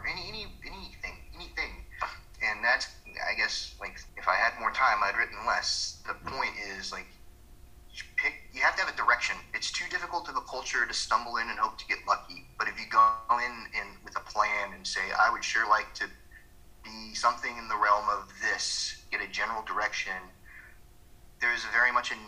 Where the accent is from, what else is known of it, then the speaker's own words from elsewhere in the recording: Georgia, United States; where I come from in Georgia